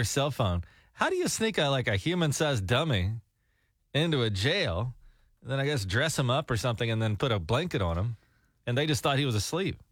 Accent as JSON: {"language": "English", "region": "Alabama", "country": "United States", "tie": "born or raised there", "moved": "yes", "lives_now": "Oklahoma, United States", "said": "we grew up in Alabama"}